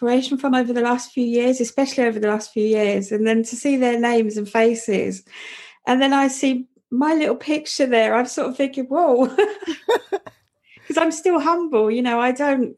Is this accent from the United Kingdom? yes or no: yes; London, United Kingdom; growing up in Southeast London in the 70s and 80s, it was a hideously rough place